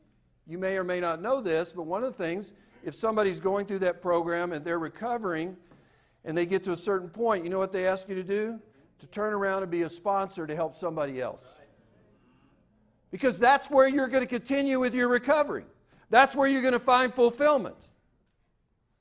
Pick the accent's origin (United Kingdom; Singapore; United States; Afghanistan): United States; the South; I'm from the South